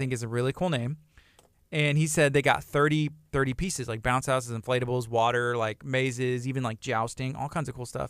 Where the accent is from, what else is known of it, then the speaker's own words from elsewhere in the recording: Angleton, Texas, United States; also born or lived in Lake Jackson, Texas / Lamarque, Texas; I was born in Lake Jackson, uh, grew up in Angleton off of Mulberry